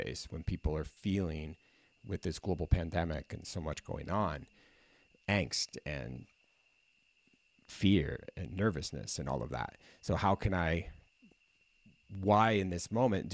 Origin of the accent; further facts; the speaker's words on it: Midwest, United States; moved away as an adult; also born or lived in California; now in San Diego, United States; why did I come from the Midwest?